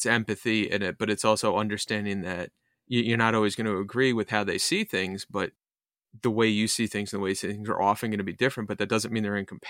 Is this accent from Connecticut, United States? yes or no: yes; Connecticut, United States; also born or lived in New York, United States / Massachusetts, United States; My wife was raised in Australia and Montana, and I'm from Connecticut and New York and Massachusetts and stuff.